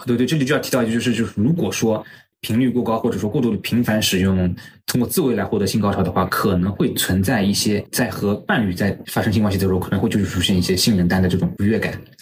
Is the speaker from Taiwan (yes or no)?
no; China; 我们中国人的夫妻生活